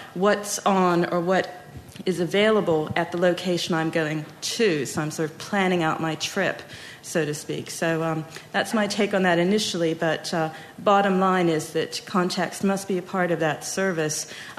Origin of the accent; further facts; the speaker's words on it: United States; I'm come from America